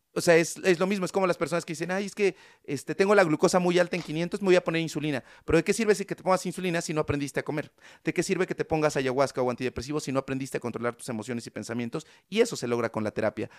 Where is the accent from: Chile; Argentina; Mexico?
Mexico; San Martín Texmelucan, Puebla; En el pueblo de donde yo soy, que se llama San Martín Texmelucan, que es un pueblito que está cerca de Puebla